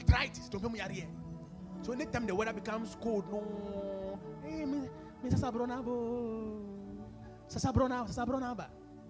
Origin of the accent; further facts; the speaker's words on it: Volta, Ghana; I'm from the Volta region